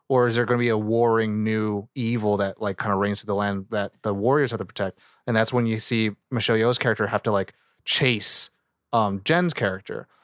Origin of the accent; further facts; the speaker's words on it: United States; as an American viewer, as a Asian dude